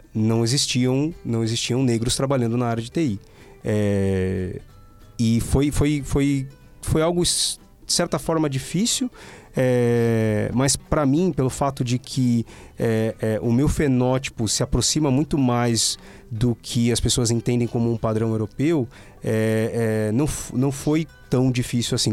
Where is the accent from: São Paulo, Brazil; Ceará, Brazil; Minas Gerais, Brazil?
São Paulo, Brazil; Guarulhos; moved away; eu sou de Guarulhos, da periferia de Guarulhos